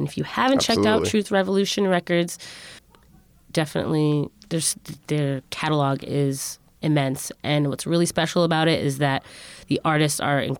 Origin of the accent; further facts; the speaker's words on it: Connecticut, United States; Yes, I am from Connecticut myself.